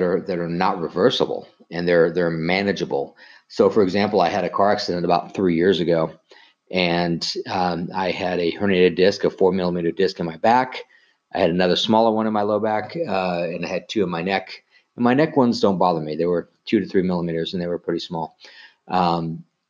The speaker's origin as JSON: {"language": "English", "region": "Colorado", "country": "United States", "tie": "born or raised there", "said": "I grew up in Colorado"}